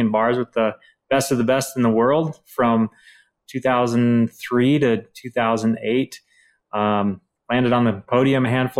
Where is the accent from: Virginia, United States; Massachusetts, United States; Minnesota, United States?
Minnesota, United States; St. Cloud; from St. Cloud, Minnesota